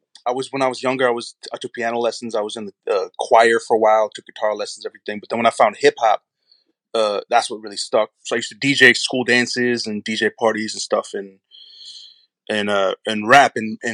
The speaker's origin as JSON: {"language": "English", "town": "Madison", "region": "Wisconsin", "country": "United States", "tie": "born or raised there", "said": "Madison, Wisconsin, originally."}